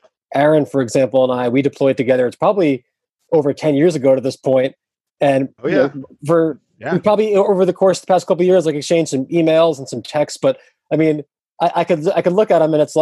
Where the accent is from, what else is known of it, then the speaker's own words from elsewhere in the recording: New York area, United States; I grew up in the New York area